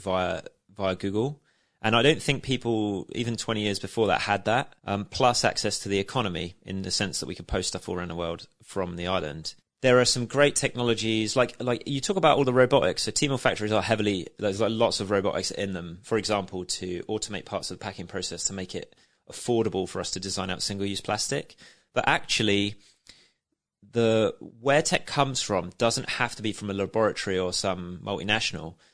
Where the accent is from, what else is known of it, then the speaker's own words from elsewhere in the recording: Shanklin, South East England, United Kingdom; I'm nineteen and I'm from Shanklin